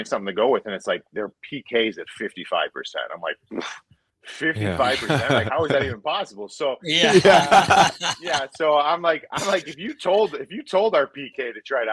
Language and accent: English; Cleveland, Ohio, United States; I grew up in Cleveland, Ohio